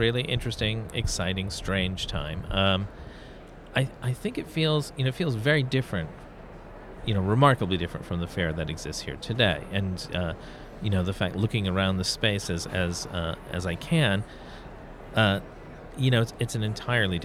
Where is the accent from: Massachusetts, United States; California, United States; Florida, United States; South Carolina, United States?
Massachusetts, United States; Fairhaven; Growing up in Fairhaven, Massachusetts, at the end of Blackburn Street